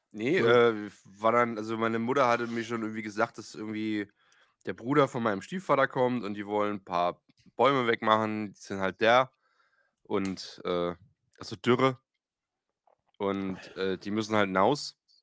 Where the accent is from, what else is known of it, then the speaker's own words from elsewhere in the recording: Eisenach, Thuringia, Germany; bei uns in Eisenach